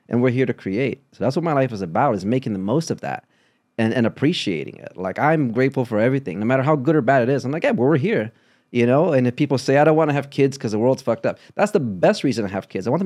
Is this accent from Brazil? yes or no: yes; Brazil; moved away; And I I'm very grateful for the American experience, my experience as a Brazilian. My dad is Cuban. We moved from Brazil to Cleveland, then to Kentucky, then to Chicago.